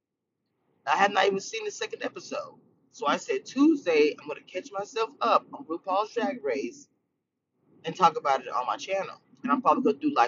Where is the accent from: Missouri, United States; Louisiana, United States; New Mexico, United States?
Louisiana, United States; I'm from Louisiana